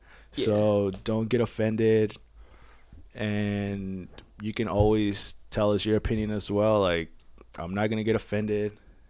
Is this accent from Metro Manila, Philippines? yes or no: yes; Manila, Metro Manila, Philippines; English is a second language; moved away as an adult; now in United States; I am 23 as well. I was born and raised in Manila, Philippines. And I came to the U.S. when I was 22 years old.